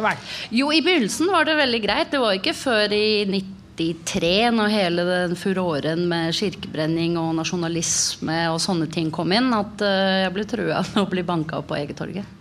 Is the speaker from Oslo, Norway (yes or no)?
yes; Oslo, Norway; Jeg vokste opp på Tveita.